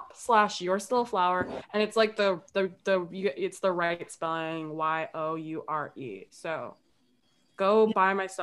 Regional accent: Chicago, Illinois, United States; I'm from Chicago. I'm from the South Side

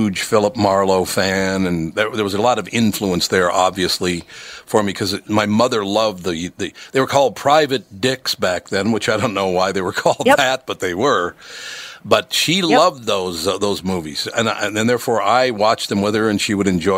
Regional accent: Minnesota, United States; also born or lived in Chicago / New York / Miami; I was born in Minnesota, grew up in Minnesota

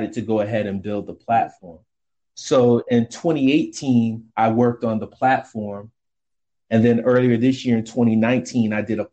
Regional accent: Rochester, New York, United States; moved away as an adult; now in Washington, DC, United States; Rochester, New York is my hometown. I live in the DC metro area today

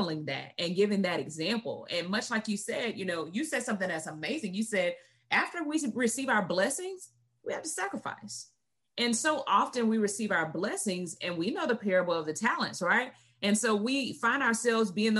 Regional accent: the South, United States; I'm from the South too

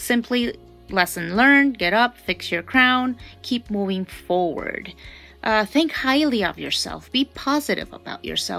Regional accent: Honduras; I am from Honduras, which is the heart of Central America.

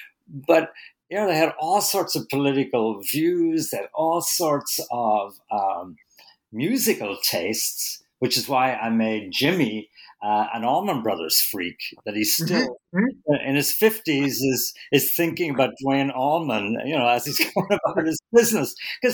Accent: Ireland; now in New York, United States; When I came to the city from Ireland, you know, I lived on the Lower East Side

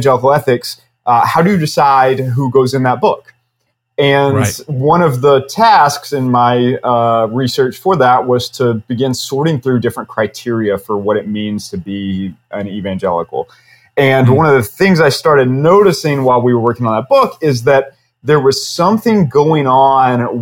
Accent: Knoxville, Tennessee, United States; moved away as an adult; also born or lived in Atlanta, Georgia / New York City; I grew up I'm originally from East Tennessee, Knoxville, okay. Tennessee, actually. And spent several years after growing up in Tennessee in Atlanta, Georgia, before I moved to New York City

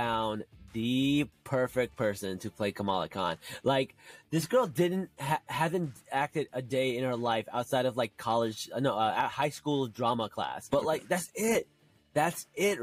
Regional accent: Newark, New Jersey, United States; I grew up in Newark. I grew up near Jersey City

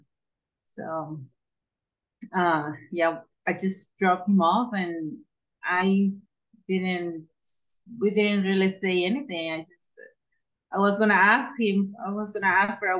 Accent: Mexico; English is a second language; moved away; I'm from Mexico

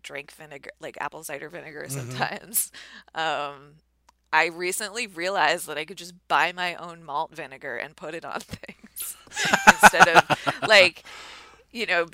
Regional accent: New Jersey, United States; moved away; I was in my hometown

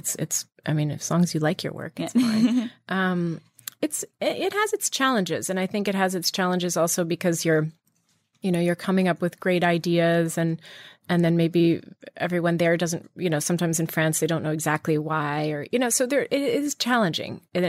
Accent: Virginia, United States; I grew up in Virginia, so I learned to be very independent at a young age.

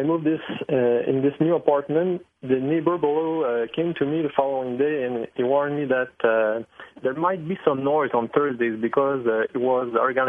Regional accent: Montreal, Quebec, Canada; I'm from Montreal

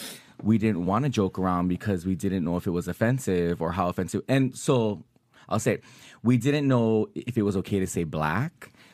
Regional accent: Hawaii, United States; moved away; So growing up in Hawaii, everybody talks shit, since we're saying, you know, she dropped an F-bomb. So everybody talks shit about each other's race

